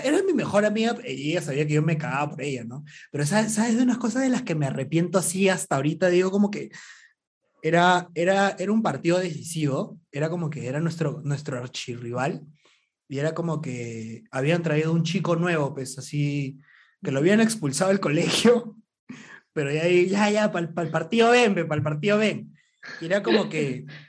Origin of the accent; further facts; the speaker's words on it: Arequipa, Peru; moved away as an adult; also born or lived in Lima; soy arequipeño